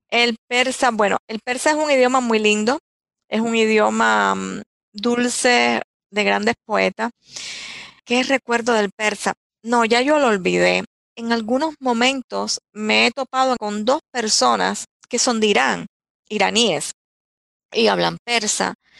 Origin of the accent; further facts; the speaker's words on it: Candelaria, Artemisa, Cuba; moved away as an adult; also born or lived in Holguín, Cuba; now in United States; Yo nací en Holguín, es una de las provincias más orientales de, de, Cuba, de mi país. Pero me mueven, mi familia se muda yo nací en el año 1960 y mi familia se muda cuando yo tenía ocho meses de nacida